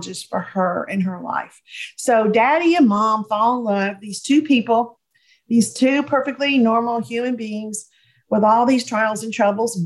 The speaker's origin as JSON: {"language": "English", "town": "Jonesboro", "region": "Georgia", "country": "United States", "tie": "born or raised there", "also_born_or_lived": "Atlanta, Georgia", "moved": "yes", "lives_now": "East Tennessee, United States", "said": "my husband and I live in East Tennessee, but I was born and raised in Atlanta, Georgia area"}